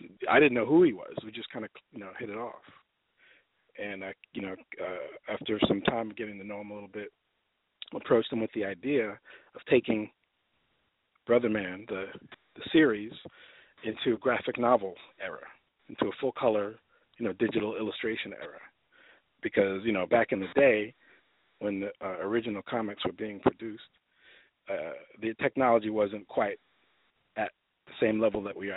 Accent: New York City, New York, United States; moved away as an adult; also born or lived in Los Angeles; now in Atlanta, United States; I'm from the Lower East Side, Manhattan

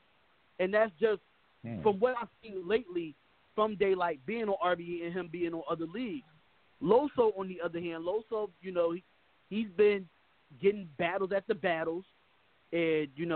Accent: Philadelphia, Pennsylvania, United States; I'm from Philly. I live in Philly

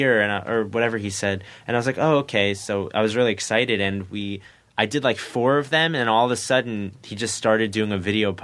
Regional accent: New Jersey, United States; I'm from Jersey

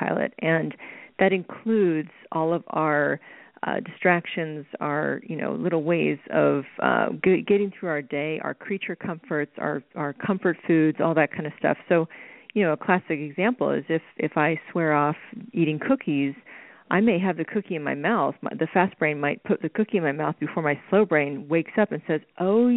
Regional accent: Oklahoma, United States; growing up in Oklahoma

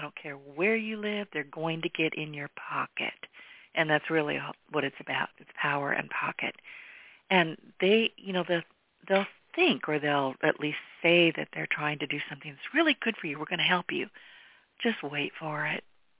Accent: California, United States; I was born and raised in California. I've been here in southwest Louisiana largely most of my life.

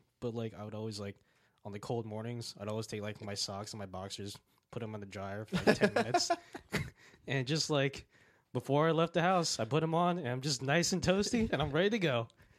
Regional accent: Florida, United States; also born or lived in Georgia; I was born and raised in Florida my entire life, so I haven't really spent much time like in a really kind of northern state. I think I lived like for a little bit in Georgia

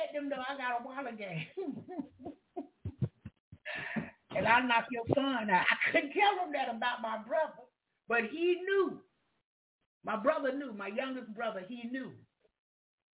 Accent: Jacksonville, Florida, United States; I'm from Duval County

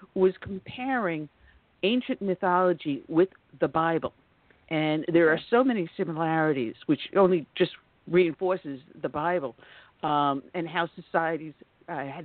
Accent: New York, United States; I am from New York and I'm familiar with the area

